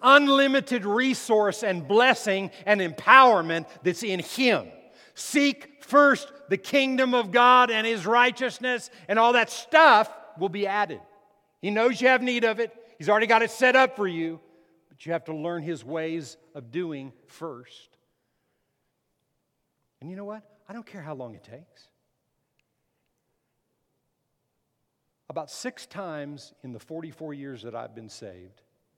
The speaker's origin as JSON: {"language": "English", "town": "Las Cruces", "region": "New Mexico", "country": "United States", "tie": "born or raised there", "also_born_or_lived": "McAllen, Texas", "moved": "yes", "said": "I lived in McAllen in the Rio Grande Valley, but in New Mexico, in Las Cruces, it was the Mesilla Valley"}